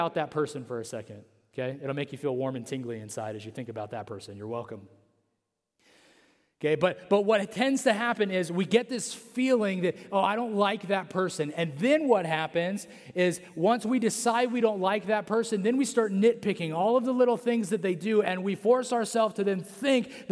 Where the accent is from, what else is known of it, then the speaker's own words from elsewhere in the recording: Central California, United States; I'm from Central California